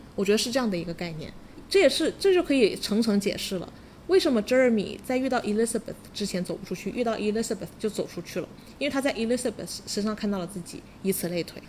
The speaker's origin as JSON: {"language": "Chinese", "country": "China", "said": "我们中国人"}